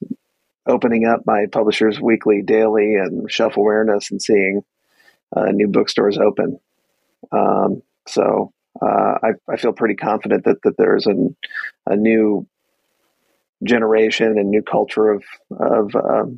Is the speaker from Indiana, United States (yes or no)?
no; Minneapolis, Minnesota, United States; now in Los Angeles, United States; I grew up in Minneapolis